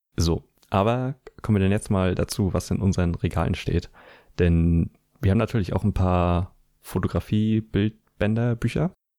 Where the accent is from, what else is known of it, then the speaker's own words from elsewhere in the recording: Schwerin, Mecklenburg-Vorpommern, Germany; meine Heimatstadt Schwerin